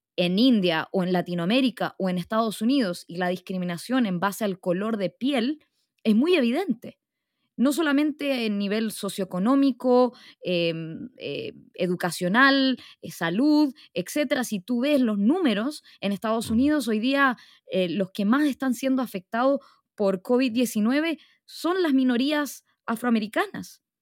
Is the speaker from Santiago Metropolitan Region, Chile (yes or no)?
no; Arica, Arica y Parinacota, Chile; yo nací en Chile, yo nací en Arica